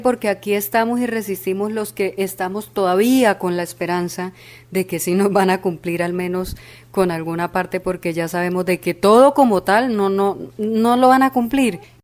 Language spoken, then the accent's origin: Spanish; Caquetá, Colombia; nací en el Caquetá, crecí en el Caquetá y luché en el Caquetá